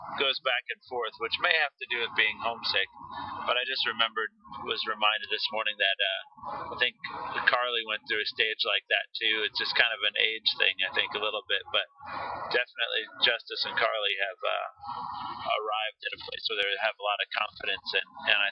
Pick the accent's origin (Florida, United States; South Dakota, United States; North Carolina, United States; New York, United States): North Carolina, United States; we're from North Carolina